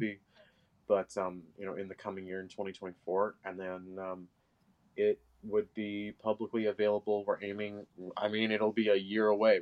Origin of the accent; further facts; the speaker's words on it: Los Angeles, California, United States; I am from Venice particularly